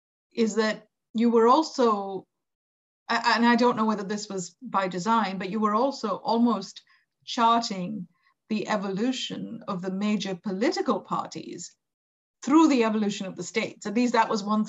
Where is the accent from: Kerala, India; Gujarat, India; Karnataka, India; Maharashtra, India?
Gujarat, India; Gujarat, which is my home state